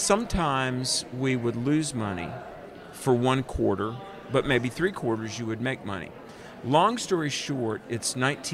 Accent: North Carolina, United States; Grew up in North Carolina, down in the South, you know, and became a Christian when I was in college at 21 years old.

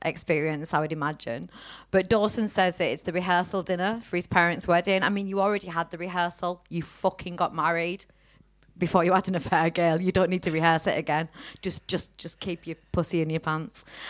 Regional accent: Teesside, North East England, United Kingdom; now in Manchester, United Kingdom; we're in Manchester, we're originally from Teesside

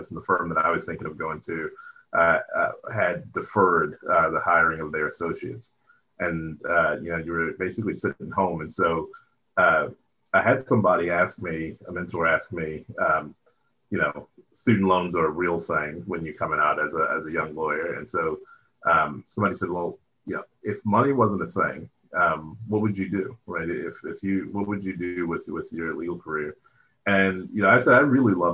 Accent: Baltimore, Maryland, United States; also born or lived in Philadelphia; product of West Baltimore. I grew up in Baltimore, Maryland

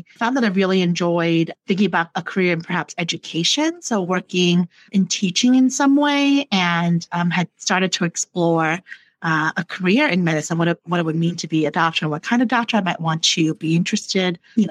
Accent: New York City, New York, United States; moved away as an adult; also born or lived in Taiwan / Chicago; I grew up in the New York City area and went to pretty large New York City public high school

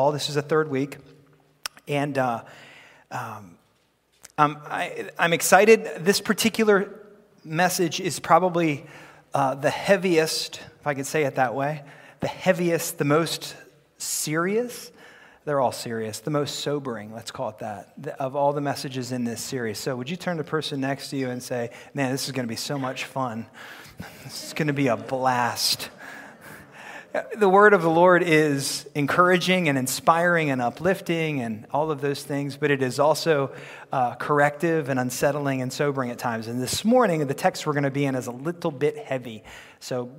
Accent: United States; I'm very happy to be an American

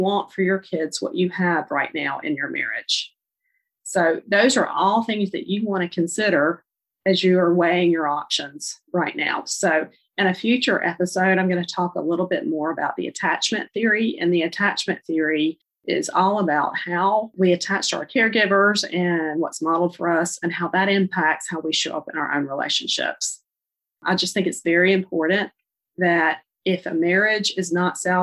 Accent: Charlotte, North Carolina, United States; I'm from Charlotte, North Carolina, if you can't tell from my accent

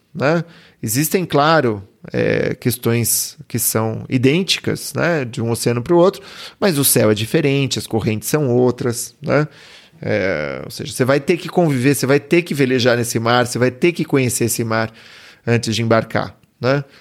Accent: Brazil; Eu, eu, sou brasileiro

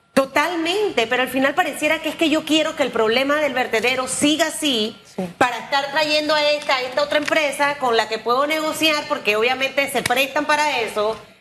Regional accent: Panama; como panameña

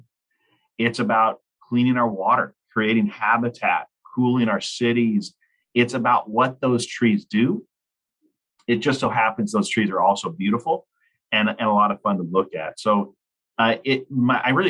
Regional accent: Lincoln, Nebraska, United States; I grew up in Lincoln, Nebraska, and my parents were tree planters

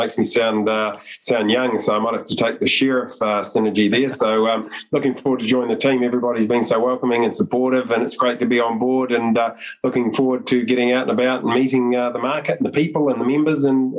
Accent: about 30 minutes north of Wellington, New Zealand; The local community pool or the primary school pool in the village where I grew up, about 30 minutes north of Wellington

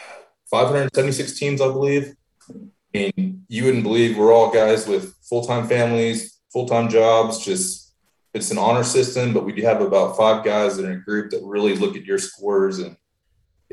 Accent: San Antonio, Texas, United States; I grew up in San Antonio, hunt a lot down here.

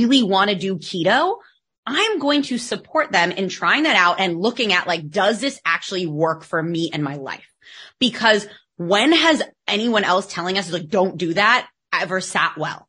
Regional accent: United States; accent: American; now in Barcelona, Spain; you can tell by my accent that I'm American, but I live in Spain

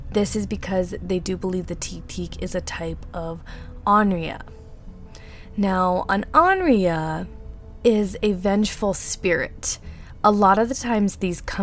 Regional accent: Utah, United States; accent: Utah; I do have a really bad Utah accent. As a lot of you guys know, I am from Utah

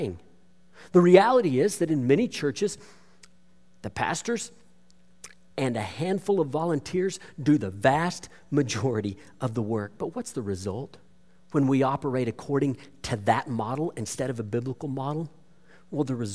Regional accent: Bowie, Texas, United States; my hometown of Bowie up in north central Texas

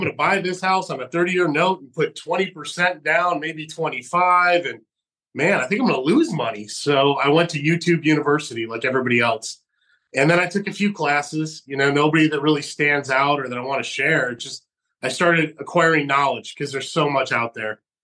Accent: Geneva, New York, United States; moved away; also born or lived in Fresno, California; my hometown of Geneva, New York

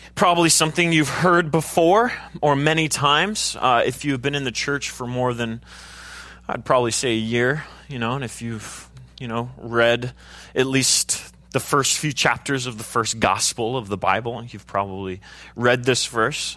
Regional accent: United States; I'm an American

